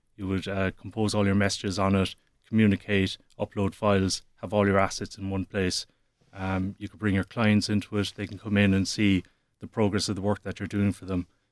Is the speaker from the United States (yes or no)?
no; Cork, Munster, Ireland; Peter and myself, we're both from Cork. Our families are in Cork. We're educated in Cork